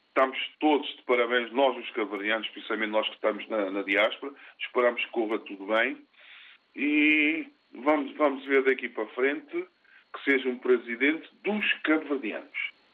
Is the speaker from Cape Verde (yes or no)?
yes; Cape Verde; moved away